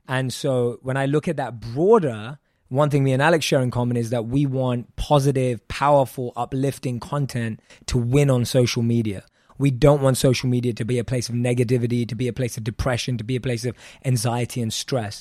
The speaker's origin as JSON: {"language": "English", "region": "London", "country": "United Kingdom", "tie": "born or raised there", "said": "born and raised in London"}